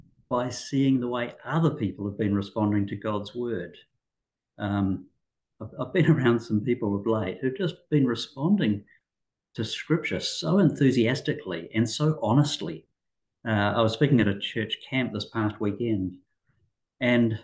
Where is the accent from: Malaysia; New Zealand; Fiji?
New Zealand; moved away as an adult; also born or lived in Auckland, New Zealand; now in Australia; I'm a Kiwi, grew up in New Zealand